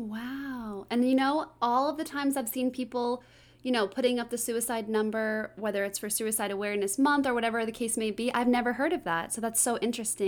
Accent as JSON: {"language": "English", "town": "Boston", "region": "Massachusetts", "country": "United States", "said": "I'm from Boston"}